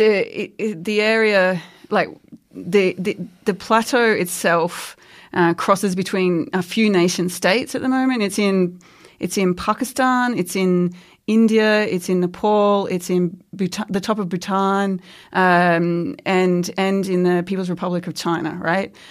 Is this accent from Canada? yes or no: no; Queensland, Australia; I grew up in Queensland